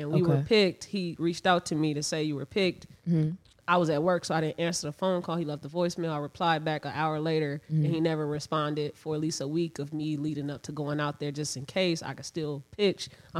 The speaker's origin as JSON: {"language": "English", "region": "Indiana", "country": "United States", "tie": "born or raised there", "also_born_or_lived": "Chicago", "said": "I was born in Chicago, city. But my mom instantly moved us to Indiana, so I was I lived in Indiana my life, but we going back and forth to Chicago every fucking weekend."}